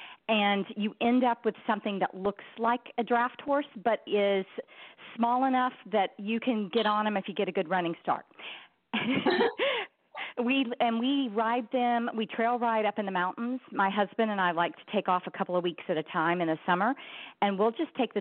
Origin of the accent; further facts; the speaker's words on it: Texas, United States; also born or lived in Wyoming / Minnesota; I grew up mostly in Texas, but a little bit in Wyoming and Minnesota